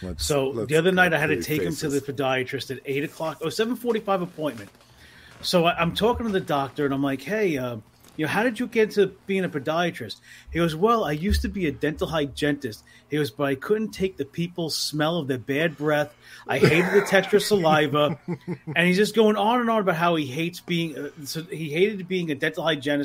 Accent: New York City, New York, United States; now in Shirley, United States; I grew up in New York City, grew up in Queens.

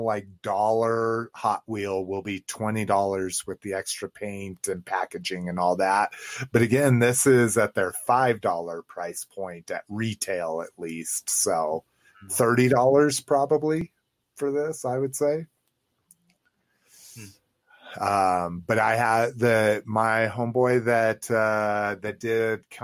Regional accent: Mexico; growing up in Mexico

